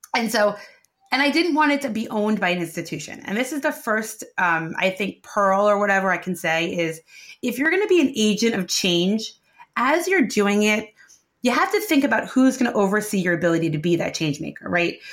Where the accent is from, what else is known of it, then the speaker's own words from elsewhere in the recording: New York City, New York, United States; I grew up in what I call real Brooklyn, uh, which is Sheepshead Bay, the south of Brooklyn